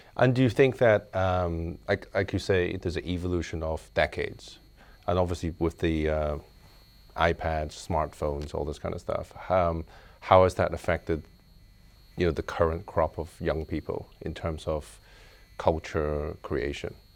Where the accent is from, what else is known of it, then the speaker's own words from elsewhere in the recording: Belfast, Northern Ireland, United Kingdom; now in Hong Kong; I grew up in Belfast